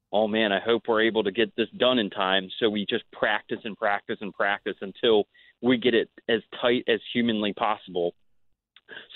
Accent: Ocean City, Maryland, United States; moved away as an adult; also born or lived in Philadelphia; Ocean City, Maryland, my hometown

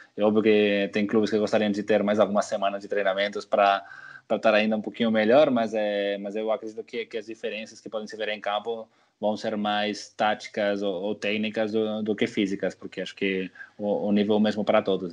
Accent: Barcelona, Catalonia, Spain; moved away; eu cresci em Barcelona

